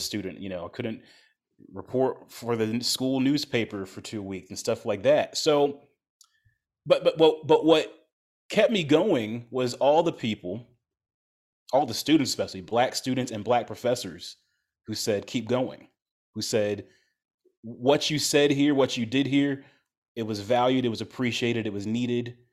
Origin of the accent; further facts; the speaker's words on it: Ohio, United States; now in Chicago, United States; I'm not from Chicago, I grew up in Ohio